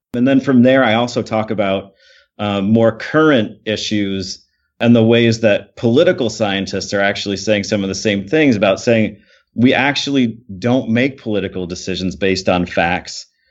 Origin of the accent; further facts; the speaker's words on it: Michigan, United States; I grew up in Michigan. I'm from Michigan.